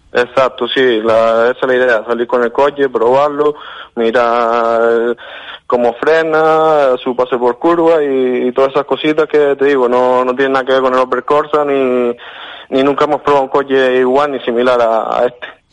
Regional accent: Lanzarote, Canary Islands, Spain; yo soy de Lanzarote.

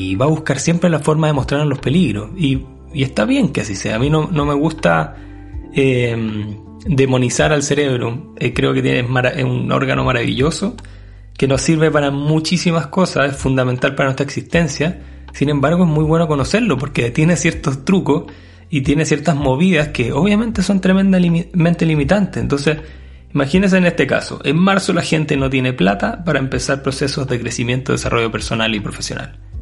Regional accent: Chile

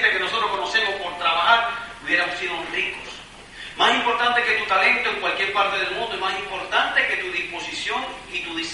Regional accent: Cuba; now in United States; yo no soy americano, yo soy cubano, de hecho ni hablo bien el inglés.

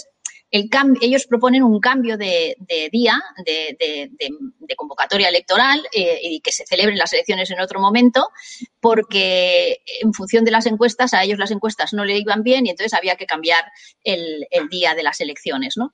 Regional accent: Catalonia, Spain; soy tan catalana como cualquiera de Vic

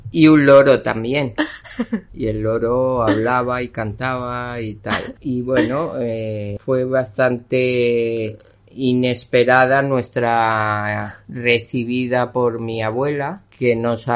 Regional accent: Venezuela; also born or lived in Viña del Mar, Chile; now in Spain; Yo nací en Chile, vivíamos en Viña del Mar y no recuerdo bien con esas edades si era a los 5 o 6 años nos mm. fuimos a Venezuela. De ahí en el año 70 regresamos a España

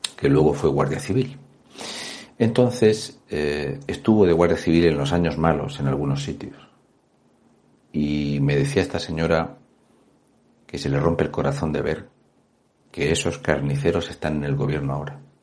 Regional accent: Mazarrón, Region of Murcia, Spain

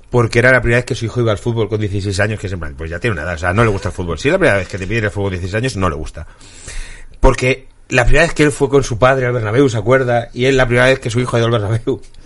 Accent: Zamora, Castile and León, Spain; moved away; also born or lived in Móstoles; en Zamora, que es donde yo nací

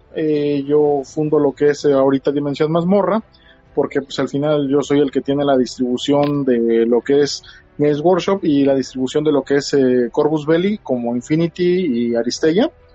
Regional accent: Tampico, Tamaulipas, Mexico; also born or lived in Guadalajara, Jalisco; now in Poza Rica, Mexico; yo soy originario de Tampico, Tamaulipas, pero viví en Guadalajara

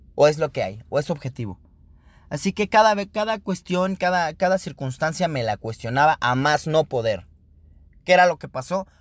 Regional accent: Mexico City, Mexico; now in Querétaro, Mexico; soy originado de la ciudad originario de la Ciudad de México, sin embargo, eh, me considero queretano por adopción

